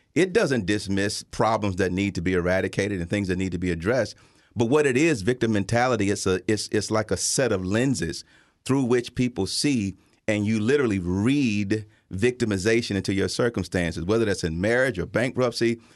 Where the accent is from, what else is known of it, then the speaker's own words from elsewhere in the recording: Tuscaloosa, Alabama, United States; now in Chicago, United States; I grew up in Tuscaloosa, Alabama, at the tail end of segregation